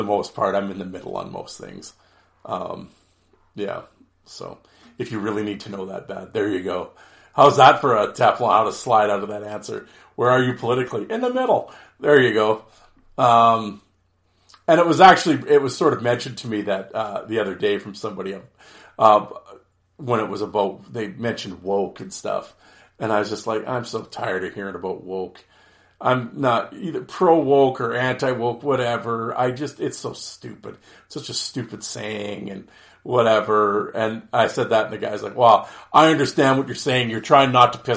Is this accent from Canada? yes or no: yes; Canada; as a Canadian